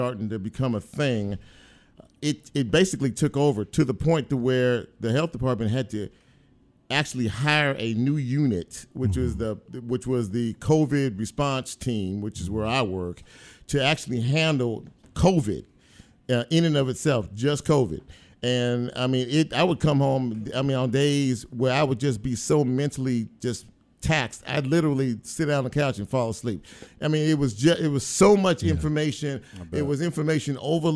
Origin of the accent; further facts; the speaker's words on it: Los Angeles, California, United States; also born or lived in Mississippi; now in Memphis, United States; I was born in South Central. Mm-hmm. I grew up in South Central